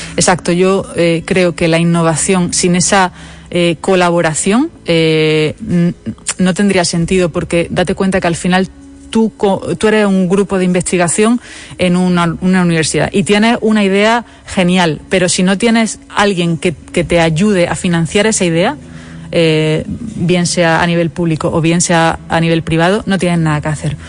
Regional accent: Spain

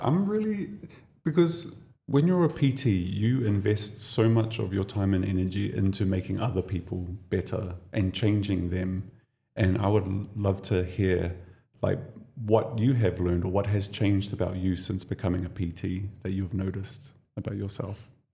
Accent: New Zealand; now in Dubai, United Arab Emirates; I come from New Zealand.

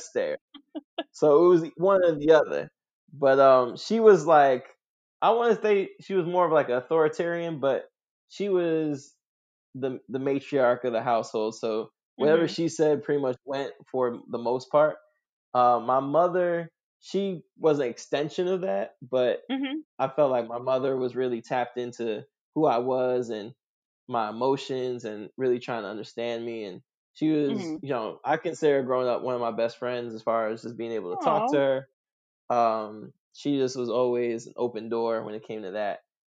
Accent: New York City, New York, United States; I grew up in Queens, New York

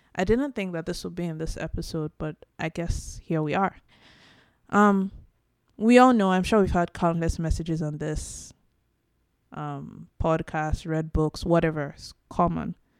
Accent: Nigeria; now in Canada; Now, I'm Nigerian. I'm African from Nigeria, the Yoruba tribe specifically

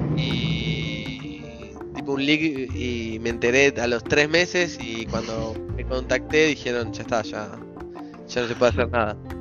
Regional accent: Ramos Mejía, Buenos Aires Province, Argentina; moved away; yo di vueltas por el mundo, pero soy de Ramos Mejía originalmente

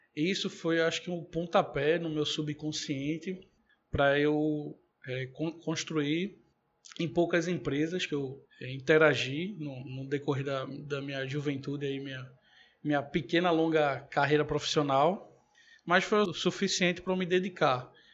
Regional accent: Recife, Pernambuco, Brazil; Eu venho de uma família aqui humilde do, do Recife e fui criado mais parte, boa parte da minha infância, e adolescência

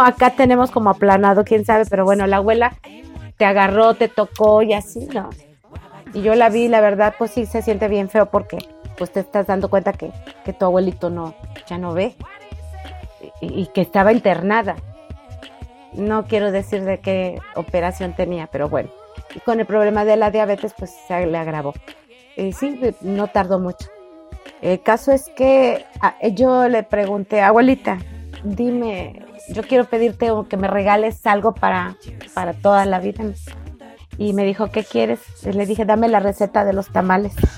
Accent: Córdoba, Veracruz, Mexico; somos originarios de Córdoba, Veracruz. Y ya tenemos muchos años aquí

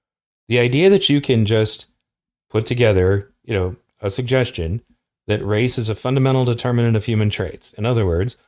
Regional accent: California, United States; I'm from California

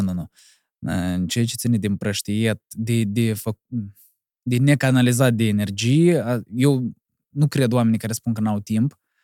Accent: Cahul, Cahul District, Moldova; eu sunt de la Cahul

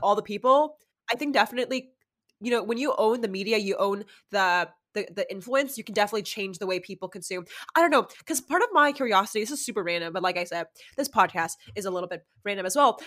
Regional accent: Los Angeles, California, United States; I'm from

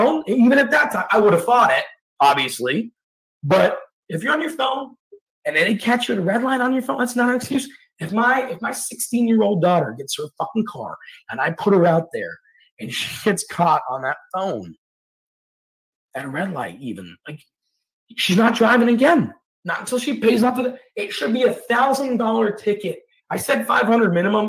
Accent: Scotland, United Kingdom; now in Atlanta, United States; Previous to the United States, I'm from Scotland

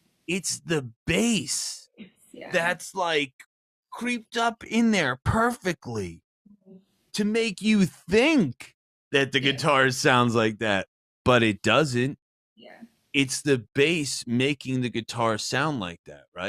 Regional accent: New Jersey, United States; I'm also from New Jersey

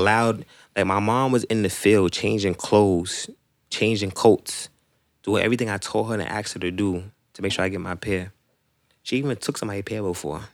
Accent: New York City, New York, United States; I'm from Rosedale

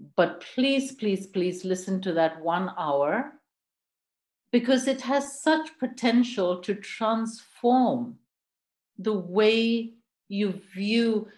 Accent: India; moved away as an adult; also born or lived in Vancouver, Canada / Quebec, Canada; now in United Kingdom; I'm I'm Indian. I grew up in India, lived all across that country, um, settled in the UK

